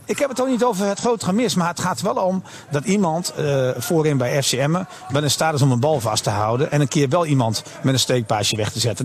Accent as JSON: {"language": "Dutch", "country": "Netherlands", "said": "als Nederlander"}